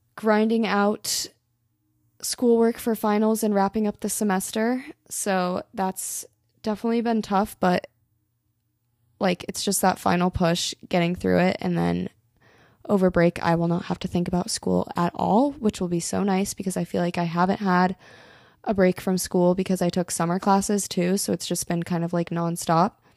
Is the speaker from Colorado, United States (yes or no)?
yes; Colorado, United States; moved away; I'm from Colorado